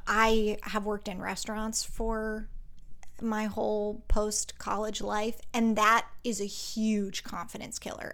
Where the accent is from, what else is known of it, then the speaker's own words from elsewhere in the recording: Pennsylvania, United States; now in Los Angeles, United States; I was born in Pennsylvania and grew up in a town where, like, everybody went to church on Sunday